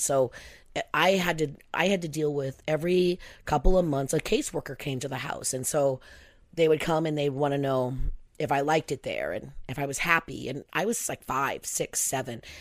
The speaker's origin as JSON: {"language": "English", "region": "Pacific Northwest", "country": "United States", "tie": "born or raised there", "said": "I was born in 1962 in the Pacific Northwest."}